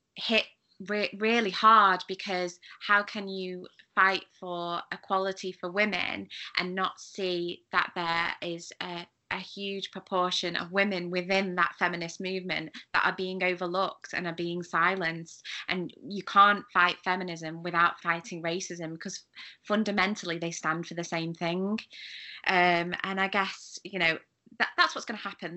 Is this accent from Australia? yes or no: no; United Kingdom; as a British person